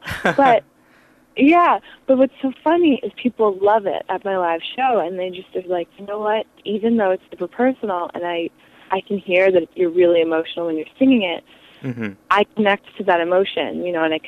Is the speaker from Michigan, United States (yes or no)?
no; New York City, New York, United States; we're from the Village in New York City, which when I was growing up was a big era of lots and lots of music